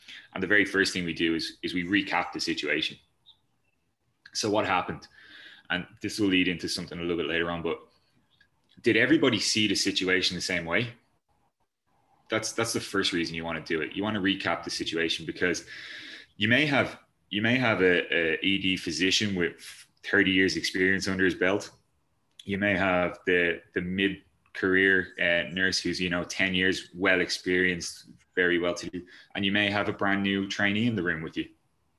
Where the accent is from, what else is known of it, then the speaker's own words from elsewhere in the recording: Ireland; We're Irish